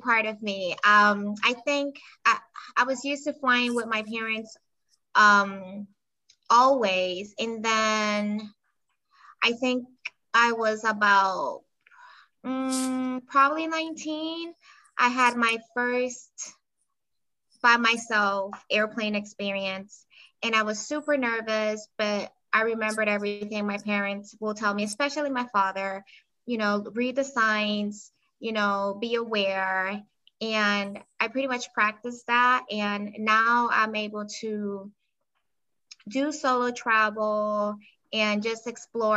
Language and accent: English; Panama; moved away as an adult; now in United States; I was born and raised in Panama, and I moved here a few years ago as an adult to the US